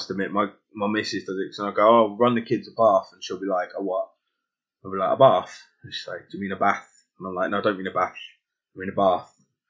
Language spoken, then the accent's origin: English; London, United Kingdom; accent: London; moved away; my accent, I mean, even now, it's not as strong as it is when I go down to London for a week, spend a week back in London, and the proper London accent comes out.